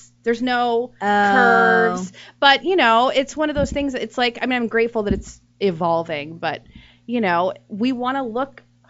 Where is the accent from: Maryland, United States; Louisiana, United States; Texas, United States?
Texas, United States; moved away; I'm from Texas